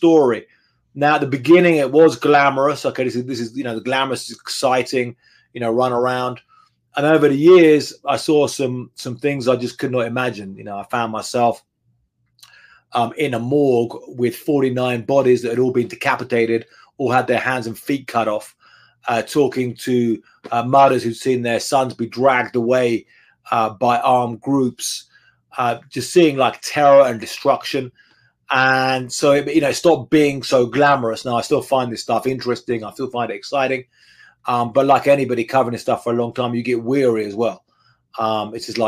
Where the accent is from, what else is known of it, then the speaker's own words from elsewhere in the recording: England, United Kingdom; moved away as an adult; now in Mexico; growing up in England back in the 1980s and 1990s